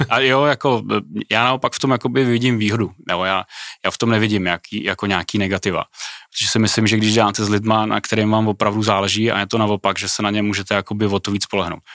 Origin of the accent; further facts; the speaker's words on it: Czechia; u nás v Čechách